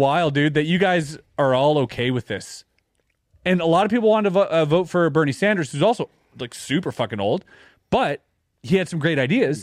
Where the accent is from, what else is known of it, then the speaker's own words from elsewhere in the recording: Canada; I'm Canadian